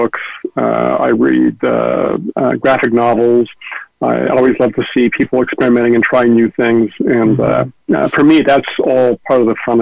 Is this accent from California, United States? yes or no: yes; San Francisco Bay Area, California, United States; I'm from the Bay Area, although I've lived all over the world